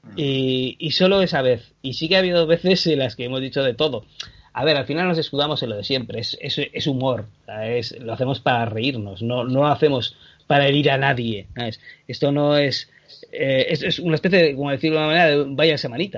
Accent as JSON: {"language": "Spanish", "town": "Bilbao", "region": "Basque Country", "country": "Spain", "tie": "born or raised there", "also_born_or_lived": "Canary Islands", "said": "yo nací en Bilbao y a los tres años a mi padre le, le dijeron, oye, ¿por qué no te vas a Canarias?"}